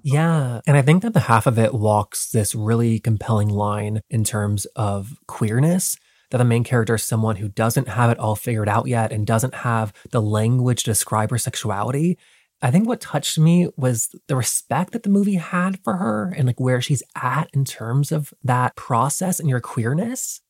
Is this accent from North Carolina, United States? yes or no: yes; North Carolina, United States; I grew up in North Carolina